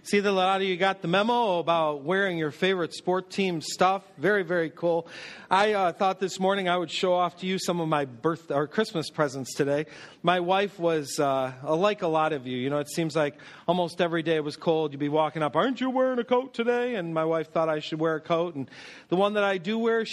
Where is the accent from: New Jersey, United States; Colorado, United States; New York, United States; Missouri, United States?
New York, United States; North Tonawanda; I grew up in North Tonawanda, right between Buffalo and Niagara Falls